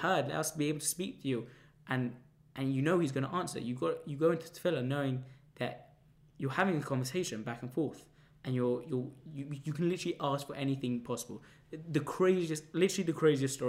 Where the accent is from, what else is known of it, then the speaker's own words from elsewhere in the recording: London, United Kingdom; I come from London